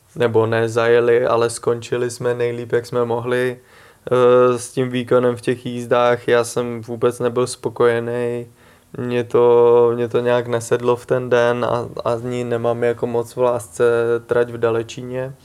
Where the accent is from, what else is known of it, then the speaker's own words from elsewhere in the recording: Prague, Czechia; i když jsem z Prahy, jsem Pražák